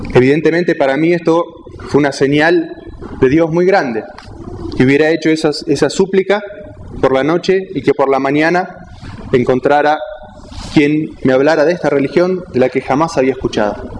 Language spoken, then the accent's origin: Spanish; Argentina; soy argentino, nací en Argentina